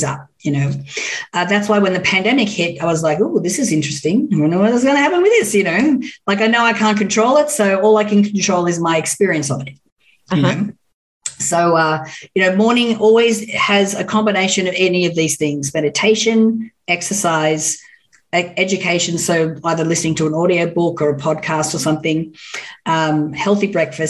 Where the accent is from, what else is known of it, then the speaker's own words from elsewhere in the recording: Orange, New South Wales, Australia; moved away as an adult; now in Los Angeles, United States; I grew up in Orange in New South Wales.